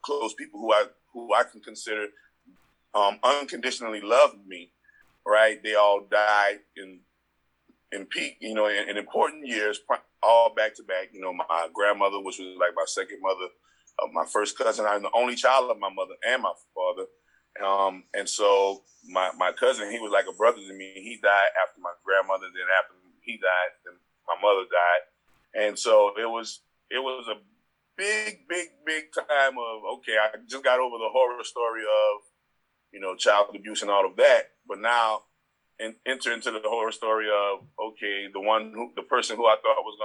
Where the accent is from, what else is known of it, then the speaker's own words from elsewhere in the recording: New Orleans, Louisiana, United States; also born or lived in Las Vegas, Nevada; the street that I grew up in on the West Bank of New Orleans